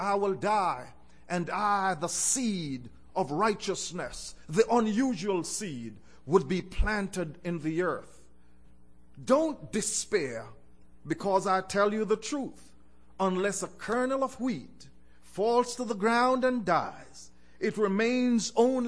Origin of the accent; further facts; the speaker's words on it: Jamaica; I was born in Jamaica